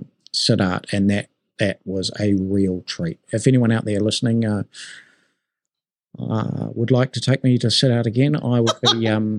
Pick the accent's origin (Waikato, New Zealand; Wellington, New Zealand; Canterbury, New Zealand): Canterbury, New Zealand; Christchurch; also born or lived in Auckland; I'm from Christchurch as well as Auckland.